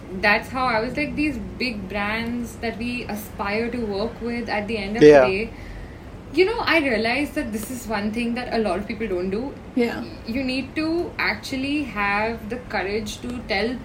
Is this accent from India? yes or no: yes; Dehradun, Uttarakhand, India; moved away; I come from Dehradun. We don't know what the internet was till I was in 11th grade